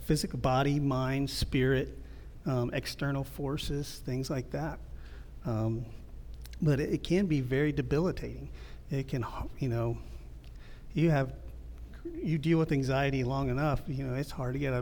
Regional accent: Midwest, United States; moved away; also born or lived in Ohio; I grew up in the Midwest

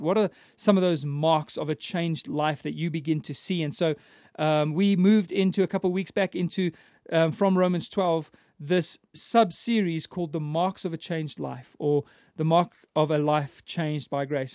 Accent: Johannesburg, Gauteng, South Africa; I was born in Johannesburg and, and raised in the city.

